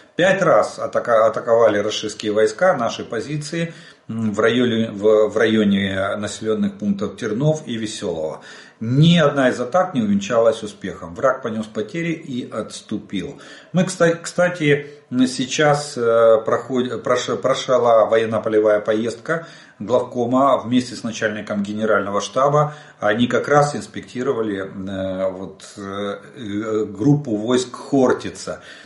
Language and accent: Russian; Ukraine; мы из Украины